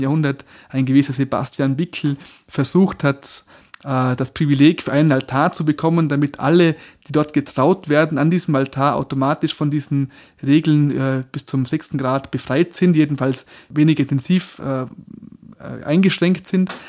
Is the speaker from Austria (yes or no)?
yes; Bregenzerwald, Vorarlberg, Austria; moved away as an adult; now in Innsbruck, Austria; Ich bin ja ein, ein Bregenzer Wälder Gewächs, also ähm, bis in, ich weiß nicht, in welche Generation zurück, soweit ich weiß jedenfalls ähm, und bin im bäuerlichen Milieu aufgewachsen